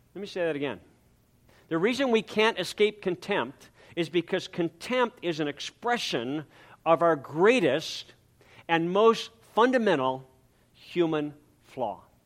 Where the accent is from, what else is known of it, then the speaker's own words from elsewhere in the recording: San Pedro, California, United States; also born or lived in Coronado, California / Newport, Rhode Island; then we moved again this time back to California, to San Pedro, California, where I continued school and I entered third grade.